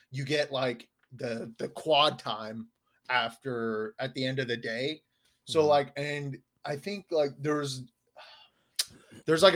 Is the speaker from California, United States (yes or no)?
yes; Southern California, United States; I'm from Southern California.